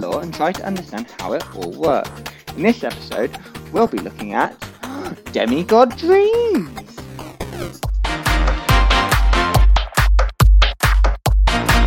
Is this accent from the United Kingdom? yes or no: yes; England, United Kingdom; I'm English